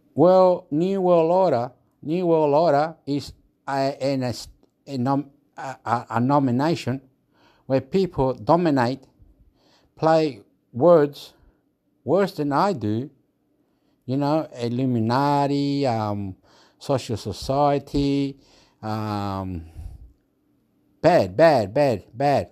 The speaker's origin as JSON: {"language": "English", "country": "Chile", "moved": "yes", "lives_now": "Australia", "said": "I'm from Chile"}